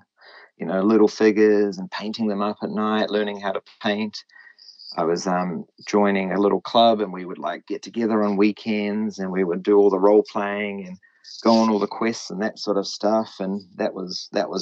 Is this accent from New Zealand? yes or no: yes; New Zealand; also born or lived in Japan; I'm just a Kiwi. I'm referred to as a Kiwi